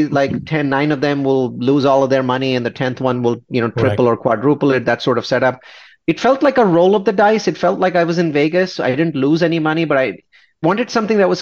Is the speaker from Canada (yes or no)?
no; India; I'm an Indian. I have this very conservative Indian mentality